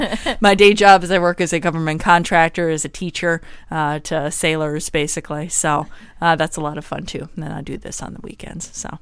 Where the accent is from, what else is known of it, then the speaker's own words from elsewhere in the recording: Wisconsin, United States; now in San Diego, United States; I'm from Wisconsin